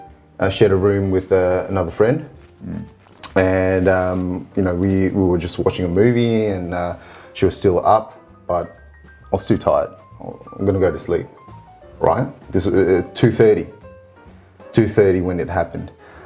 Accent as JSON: {"language": "English", "country": "Singapore", "said": "Yes, I'm from Singapore."}